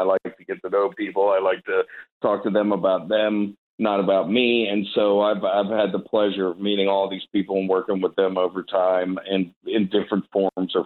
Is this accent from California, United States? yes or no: no; Northern Virginia, United States; also born or lived in Richmond, Virginia; I grew up in Northern Virginia